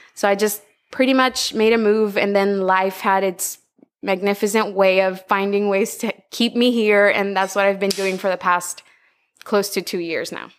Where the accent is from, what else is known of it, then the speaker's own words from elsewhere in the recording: Tegucigalpa, Francisco Morazán, Honduras; moved away as an adult; now in Utila, Honduras; I was born and raised in Honduras, in the capital city, Tegucigalpa.